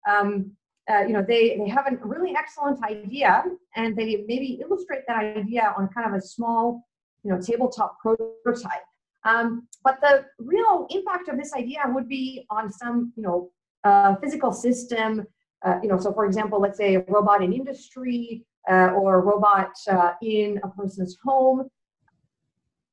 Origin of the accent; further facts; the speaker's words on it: Vancouver, British Columbia, Canada; moved away as an adult; also born or lived in Tokyo, Japan / Waterloo, Canada; now in Melbourne, Australia; I grew up in Vancouver, Canada